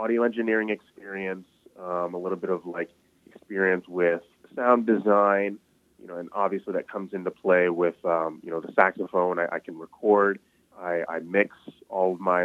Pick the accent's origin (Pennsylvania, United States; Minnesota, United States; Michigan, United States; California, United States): Michigan, United States; Ann Arbor; growing up in Ann Arbor